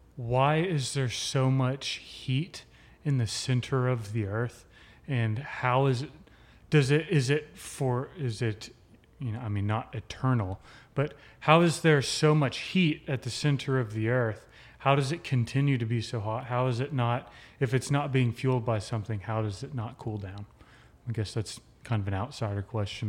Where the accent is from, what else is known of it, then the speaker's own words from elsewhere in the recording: Midland, Texas, United States; born in Midland, Texas, lived there for nineteen years.